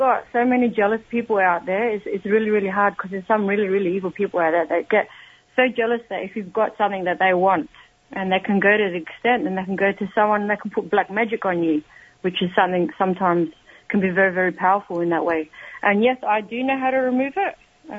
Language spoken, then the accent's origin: English; Adelaide, South Australia, Australia; now in Melbourne, Australia; because I'm originally from Adelaide, here in Australia. I live now in Melbourne.